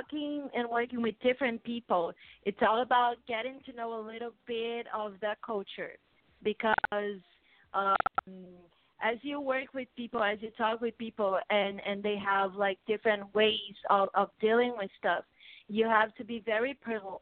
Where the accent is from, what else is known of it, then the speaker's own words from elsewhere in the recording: Brazil; English is a second language; I'm from Brazil